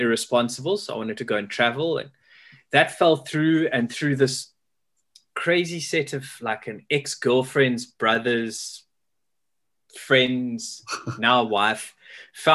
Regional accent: Pietermaritzburg, KwaZulu-Natal, South Africa; moved away as an adult; also born or lived in Durban; now in Cape Town, South Africa; I was born in Durban, grew up in Pietermaritzburg, but I was desperate to leave and become a Cape Townian

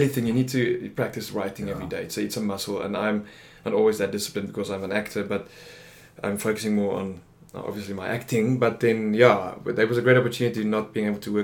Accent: Bloemfontein, Free State, South Africa; moved away as an adult; Born and bred, lived there for 24 years and then moved away.

